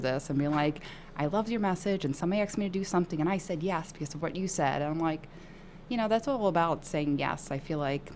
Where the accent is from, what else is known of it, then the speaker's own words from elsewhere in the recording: New York City, New York, United States; raised in Williamsburg, Brooklyn. That's why, you know, I talk a little different than everybody else